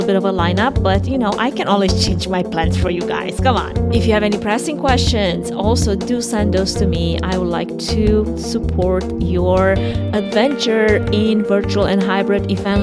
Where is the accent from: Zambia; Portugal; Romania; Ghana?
Romania; now in United States; my home country, Romania